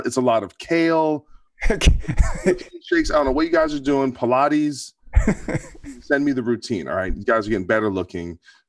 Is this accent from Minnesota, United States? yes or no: no; New Jersey, United States; I'm from New Jersey.